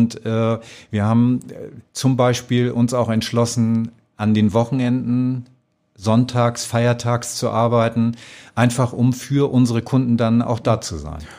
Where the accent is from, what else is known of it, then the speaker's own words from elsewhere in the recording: Schleswig-Holstein, Germany; now in Austria; Ja, also ich komme äh, aus einem kleinen Dorf an der Nordsee. Das ist fast an der dänischen Grenze.